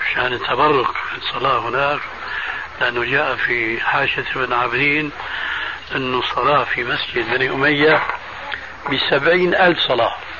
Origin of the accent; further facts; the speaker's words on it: Syria; عندنا في الشام